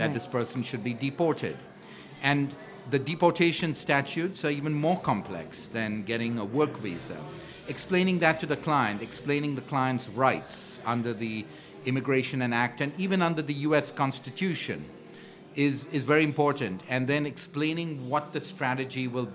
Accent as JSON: {"language": "English", "country": "India", "moved": "as an adult", "lives_now": "New York, United States", "said": "I'm an immigrant from India"}